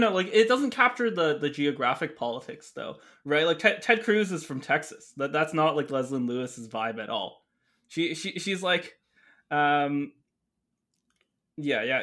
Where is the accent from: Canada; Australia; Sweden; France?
Canada; a Canadian teenager back then